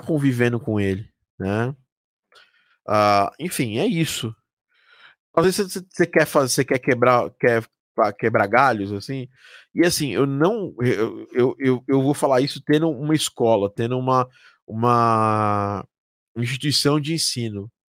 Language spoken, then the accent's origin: Portuguese; Brazil; eu sou do Brasil